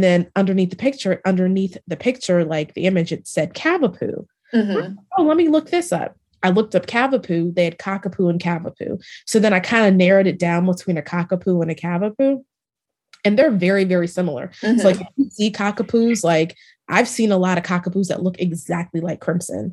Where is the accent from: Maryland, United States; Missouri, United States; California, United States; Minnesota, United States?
Maryland, United States; moved away as an adult; now in Dallas, United States; I'm originally from Maryland and I moved to Dallas about 5 years ago